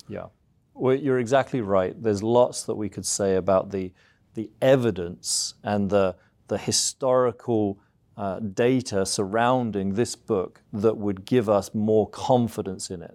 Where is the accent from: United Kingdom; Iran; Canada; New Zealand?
United Kingdom; South East England; moved away as an adult; now in United States; I'm from the U K originally, so, uh, I grew up in the southeast of England.